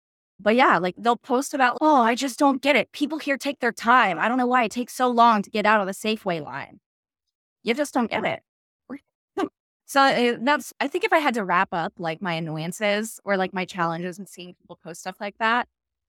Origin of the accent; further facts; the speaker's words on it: United States; last thing I want to do is piss off an Italian chef at a really good restaurant because I'm American.